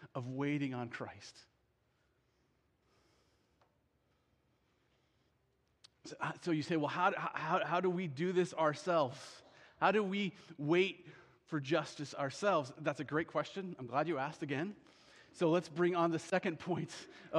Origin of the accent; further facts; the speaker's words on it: Iowa, United States; I grew up in Iowa